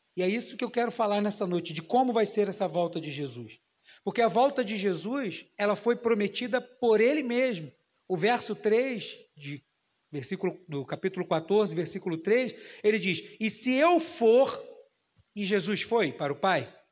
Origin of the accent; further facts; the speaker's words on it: Brazil; como brasileiros